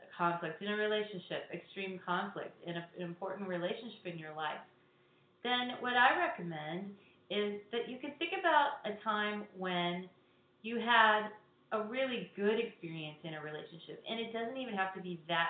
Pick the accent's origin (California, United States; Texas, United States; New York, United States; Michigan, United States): Texas, United States; also born or lived in Hawaii / Chicago area, Illinois / Southwest Florida; now in Florida, United States; I grew up in Texas, and I also lived in Hawaii